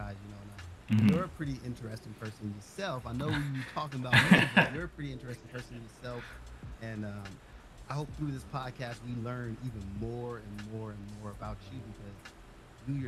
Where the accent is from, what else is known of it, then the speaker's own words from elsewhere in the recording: Los Angeles, California, United States; I grew up in South Central Los Angeles